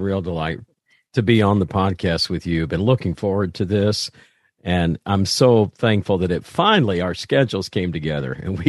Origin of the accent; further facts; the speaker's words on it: Indiana, United States; Okay. So, well, I grew up in Southern Indiana.